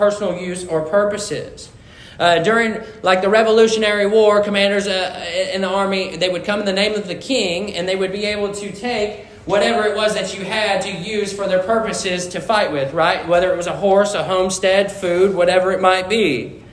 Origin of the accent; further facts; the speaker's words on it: Missouri, United States; So I grew up in Missouri, and I grew up on a foxtrotter farm